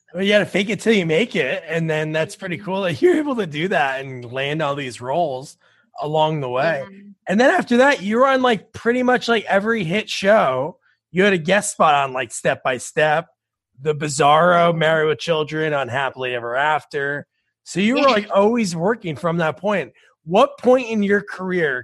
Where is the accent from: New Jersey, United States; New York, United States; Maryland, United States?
New Jersey, United States; moved away; I grew up in New Jersey. I live here now